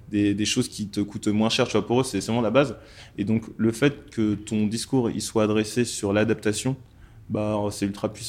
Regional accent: Mali; je suis originaire du Mali. Donc, il y a six mois, j'étais au Mali.

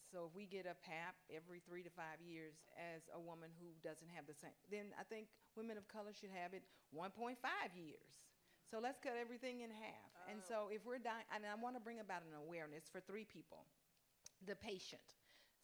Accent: Mississippi, United States; born or raised there

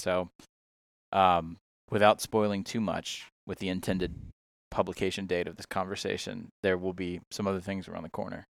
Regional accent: Georgia, United States; moved away; also born or lived in Mississippi; I'm originally from Georgia

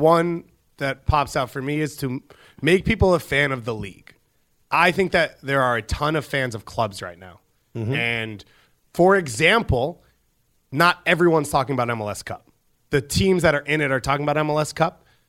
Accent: Long Island, New York, United States; I was from Long Island

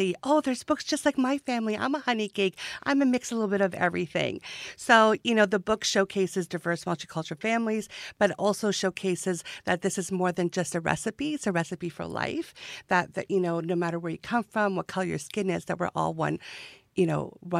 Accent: Georgia, United States; You know, this honey cake is just going to be like my future grandchild, because I'm from Georgia.

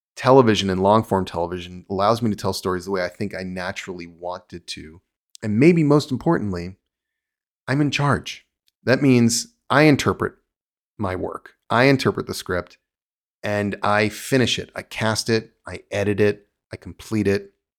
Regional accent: New York, United States; born or raised there; moved away as an adult; also born or lived in New Jersey, United States; now in Los Angeles, United States

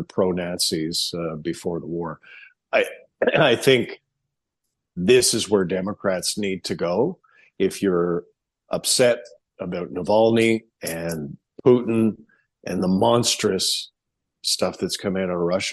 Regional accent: Alberta, Canada; I grew up with in Alberta

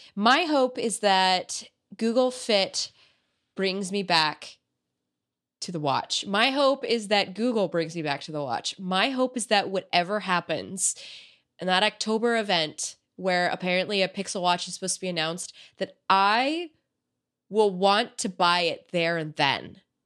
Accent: United States; I'm American

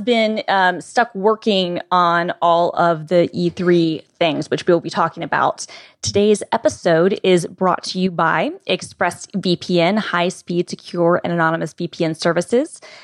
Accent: Atlanta, Georgia, United States; I'm from Atlanta

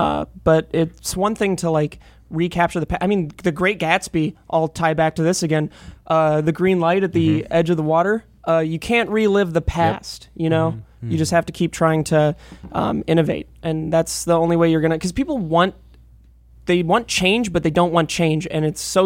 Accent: Chicago, Illinois, United States; moved away; also born or lived in Suamico, Wisconsin; I'm from Chicago

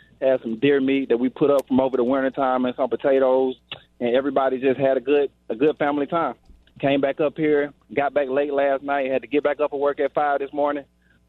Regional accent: Alabama, United States; now in Birmingham, United States; I'm from Alabama. I live in Birmingham, but I live like a couple hours away, like in a little country town that's back home.

